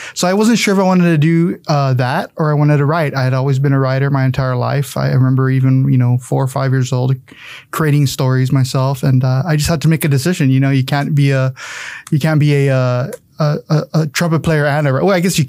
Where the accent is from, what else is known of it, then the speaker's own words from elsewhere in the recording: San Antonio, Texas, United States; Yeah, I grew up in San Antonio. I'm from the south side of town. Deep south. When you think of south, you think of Southwest Military, but I'm way far out there on 1604 going to Lasoya, Texas. Way out there, I went to Southside High School.